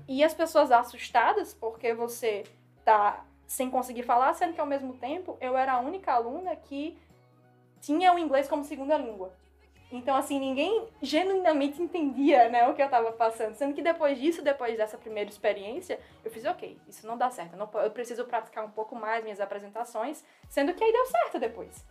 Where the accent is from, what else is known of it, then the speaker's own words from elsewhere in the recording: Northeast Region, Brazil; accent: nordestino; first language Portuguese; moved away as an adult; now in United States; o meu sotaque nordestino também que é carregado.